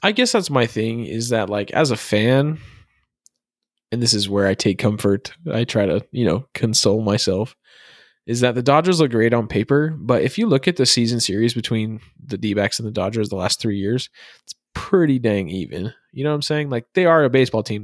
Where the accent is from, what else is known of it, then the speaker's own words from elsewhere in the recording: Arizona, United States; I'm from Arizona